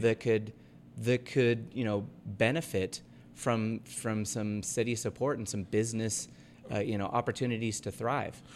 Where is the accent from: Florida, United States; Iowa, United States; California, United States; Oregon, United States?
California, United States; Half Moon Bay; also born or lived in North Carolina; now in Ogden, United States; my hometown of Half Moon Bay where I grew up